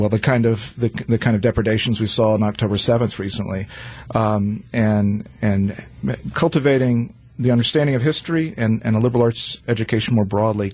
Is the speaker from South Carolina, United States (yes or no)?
yes; South Carolina, United States; now in Milwaukee, United States; I'm originally from South Carolina